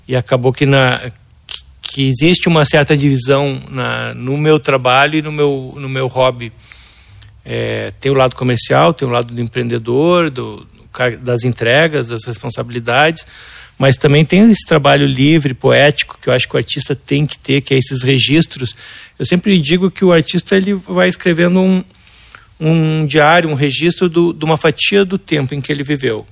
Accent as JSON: {"language": "Portuguese", "town": "Porto Alegre", "region": "Rio Grande do Sul", "country": "Brazil", "tie": "born or raised there", "said": "Nasci em Porto Alegre"}